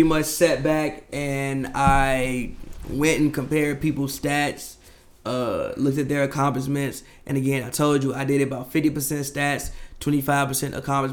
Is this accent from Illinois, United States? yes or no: yes; Chicago, Illinois, United States; part of my upbringing would not be the same as a Chicagoan